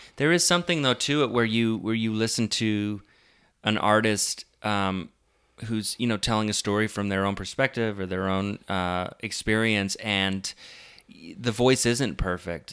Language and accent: English; Omaha, Nebraska, United States; I'm from Omaha